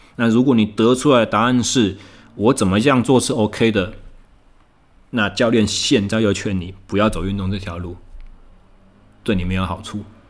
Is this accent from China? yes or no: no; Taichung, Taiwan; 我回到我的故乡台中，我目前在进行重新又回到了自由教练的这个职场